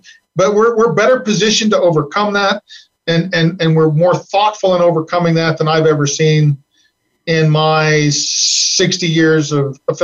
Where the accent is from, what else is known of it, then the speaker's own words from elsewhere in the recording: Eastern Plains of Colorado, United States; also born or lived in Nebraska / San Luis Valley, Colorado; I was born on the Eastern Plains